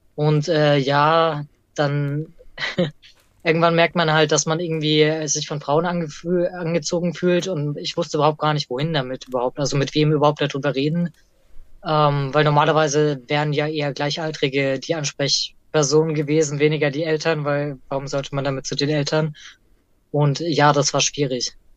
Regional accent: Erlangen, Bavaria, Germany; ich bin tatsächlich im Universitätsviertel eher groß geworden

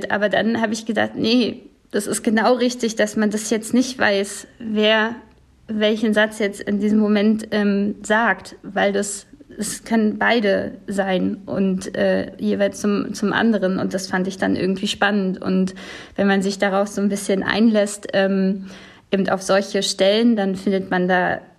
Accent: West Germany, Germany; weil ich eben als diese, ja, dieses ostdeutsch geprägte Kind, so im Westen groß geworden bin

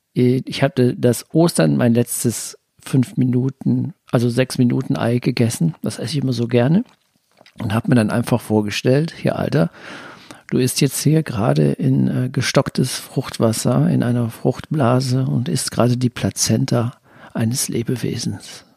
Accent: Germany; ich bin, wohne ja hier am Rhein, ich bin auch am Rhein groß geworden

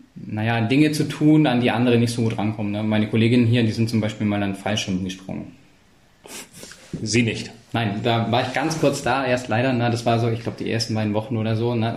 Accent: Ulm, Baden-Württemberg, Germany; moved away; also born or lived in Berlin / Trollenhagen; ich bin in Ulm aufgewachsen

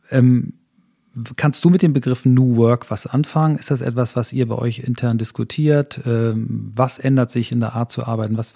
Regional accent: Flensburg, Schleswig-Holstein, Germany; born there; Ich, da bin ich, bin ich ein, auch geboren in Flensburg.

